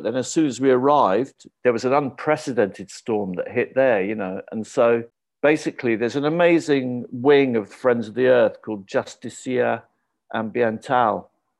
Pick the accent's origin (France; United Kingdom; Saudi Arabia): United Kingdom; You could feel at home as a British person.